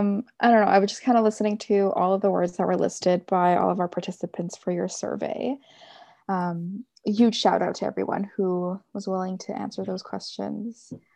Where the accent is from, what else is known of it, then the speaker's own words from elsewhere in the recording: Philippines; I'm pretty excited too, just especially being a Filipina integrated in such a Western culture.